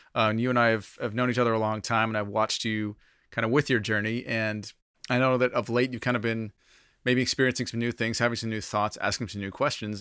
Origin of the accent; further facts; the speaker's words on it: United States; being an American believer